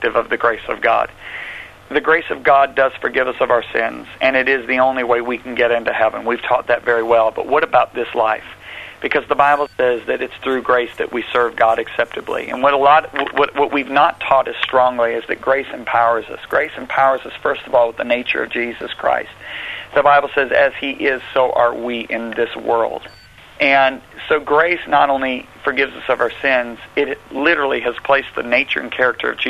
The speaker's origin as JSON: {"language": "English", "country": "United States", "accent": "American", "said": "my nice American accent"}